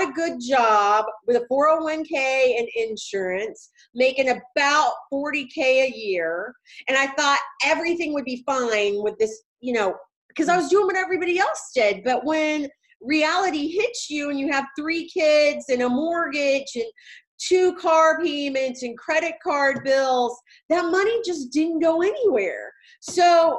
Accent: Walker, Missouri, United States; moved away as an adult; now in Waco, United States; I started my life in Walker, Missouri. It is a little bitty, teeny tiny town of about 200 people in Southwest Missouri. And I started out there. I went to high school.

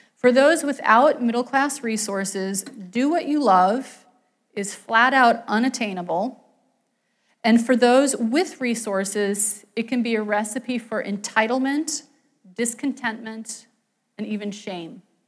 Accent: West Virginia, United States; moved away; I grew up in West Virginia, not in a coal mining town, but in a city that was economically

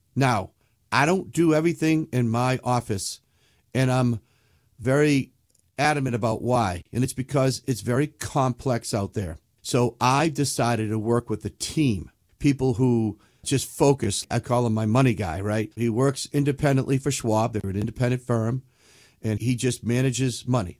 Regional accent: New England, United States; I'm from New England

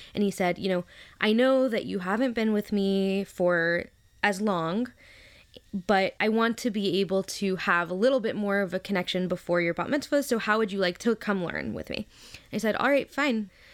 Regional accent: Memphis, Tennessee, United States; now in New York, United States; I am originally from Memphis, Tennessee, down south.

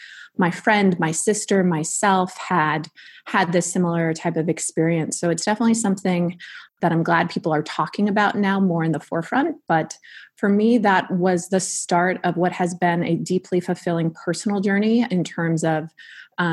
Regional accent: California, United States; being a Californian native

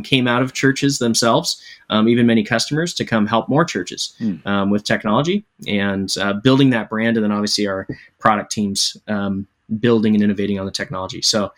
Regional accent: Seattle, Washington, United States; but I'm from Seattle, so which leads me to naturally being a Seahawks fan and a long-suffering Mariners fan.

